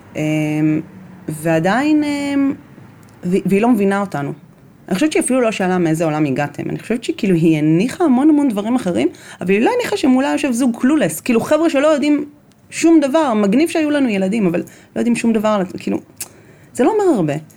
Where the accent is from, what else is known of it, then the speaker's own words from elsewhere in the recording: Bnei Brak, Tel Aviv District, Israel; גדלתי בבני ברק